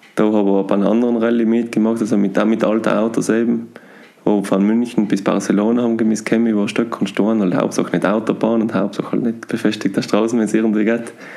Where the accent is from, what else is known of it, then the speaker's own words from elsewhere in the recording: South Tyrol, Trentino-Alto Adige, Italy; durch Südtirol, durch meine Heimat